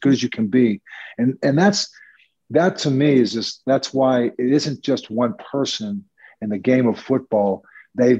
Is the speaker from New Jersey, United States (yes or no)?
no; Pittsburgh, Pennsylvania, United States; moved away as an adult; now in New York, United States; from growing up in Pittsburgh to being a full-time New Yorker